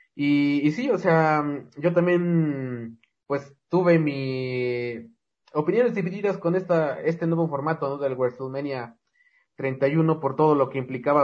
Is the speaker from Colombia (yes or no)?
no; Mexico; como mexicanos